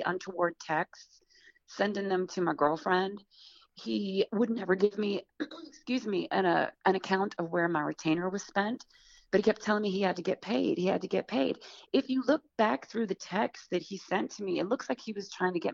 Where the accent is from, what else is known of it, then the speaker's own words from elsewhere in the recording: outside of New Orleans, Louisiana, United States; accent: Southern; moved away; also born or lived in New York; I grew up outside of New Orleans.